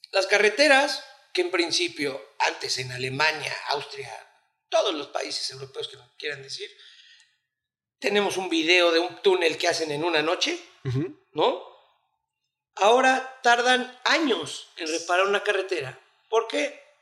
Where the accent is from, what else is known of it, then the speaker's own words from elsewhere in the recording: Mexico; como mexicano te lo digo.